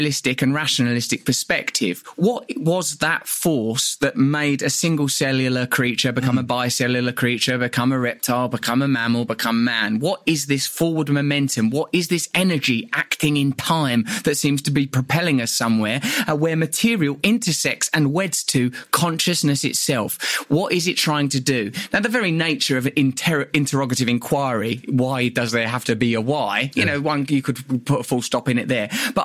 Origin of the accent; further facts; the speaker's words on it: Essex, East of England, United Kingdom; you're growing up in Essex in the 70s and 80s